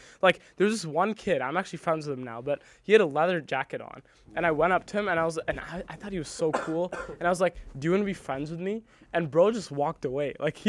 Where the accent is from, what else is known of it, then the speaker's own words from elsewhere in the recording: Naperville, Illinois, United States; also born or lived in Singapore / India / Germany / New York; I was born in Singapore, lived in India for a bit, lived in Germany for a bit, lived in New York for a bit, and then like our family finally settled in Naperville.